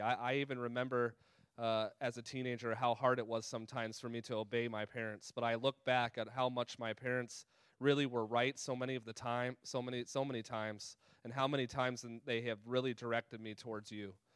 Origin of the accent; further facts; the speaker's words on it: California, United States; moved away; also born or lived in Colorado; that was where I was born and raised out in California and Colorado.